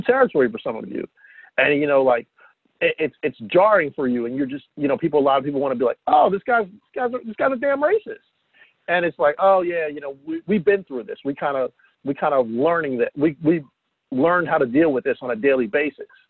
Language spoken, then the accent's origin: English; New Jersey, United States; also born or lived in Atlantic City, New Jersey (born); growing up in South Jersey